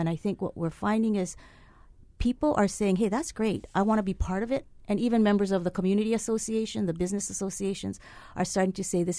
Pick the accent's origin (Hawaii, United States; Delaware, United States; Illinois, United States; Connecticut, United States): Hawaii, United States; Hilo; I'm from Hilo.